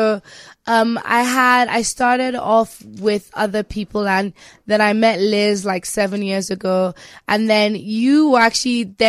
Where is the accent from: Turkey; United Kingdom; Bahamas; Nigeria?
Nigeria; Structure is a big thing that I think we struggle with as Nigerians. And me being Nigerian, I've decided to actually, I'm going to be a good example.